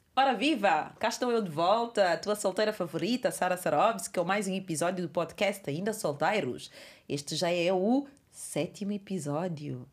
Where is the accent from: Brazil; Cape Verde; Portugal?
Cape Verde; a minha terra é Cabo Verde